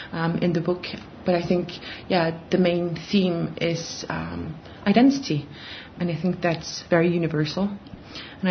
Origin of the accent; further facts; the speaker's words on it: Greenland; I'm a writer from Greenland